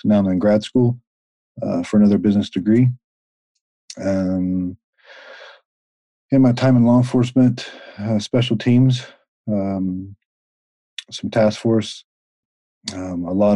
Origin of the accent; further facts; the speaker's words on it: the South, United States; I grew up in the South mm-hmm. on a ranch